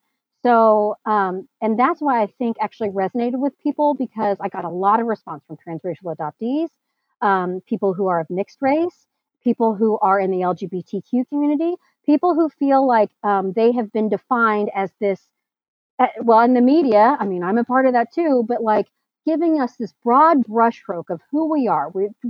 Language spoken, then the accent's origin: English; Midwest, United States; growing up in the Midwest as Asian is also like kind of intimidating.